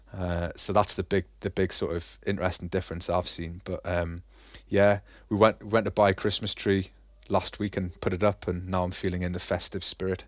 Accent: Newcastle upon Tyne, North East England, United Kingdom; now in Germany; I'm from Newcastle. And people usually, like, hear the accent and go, "Oh, all right, he's from Newcastle."

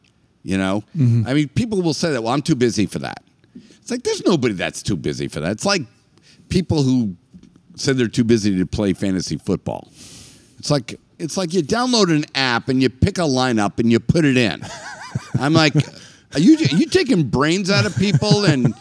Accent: Northeast, United States; I am definitely from the Northeast

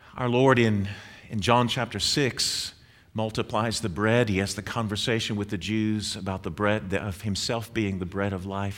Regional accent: Northeast, United States; moved away; I grew up in the Northeast

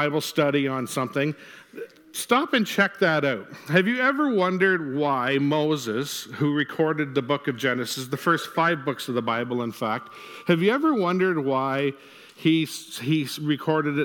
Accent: Ontario, Canada; now in Niverville, Canada; our family actually grew up in Ontario

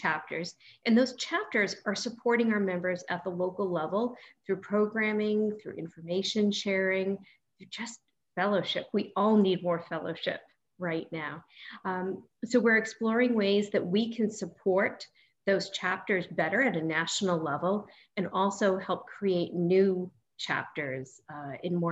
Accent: North Shore, Massachusetts, United States; moved away; I grew up on the North Shore

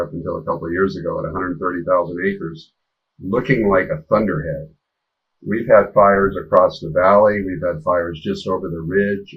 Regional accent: Colorado, United States; I'm from Colorado

